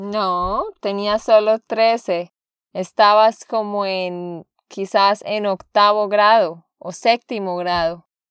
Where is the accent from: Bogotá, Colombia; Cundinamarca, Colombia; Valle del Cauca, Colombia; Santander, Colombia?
Santander, Colombia; de Santander, Colombia